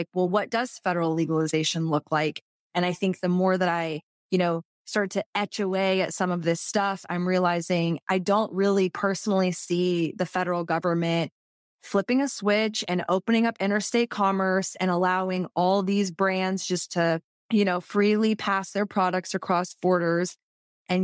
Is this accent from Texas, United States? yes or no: yes; Texas, United States; especially as a Texan, where people are, you know, when's legalization going to come?